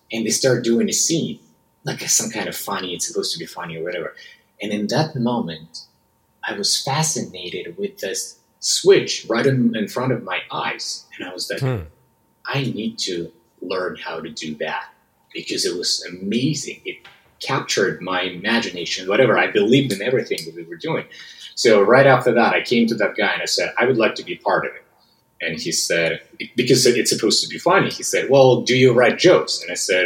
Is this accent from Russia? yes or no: yes; West Siberia, Russia; accent: Russian; English is a second language; moved away as an adult; now in United States; I was born and raised in West Siberia, which is a specific part of Russia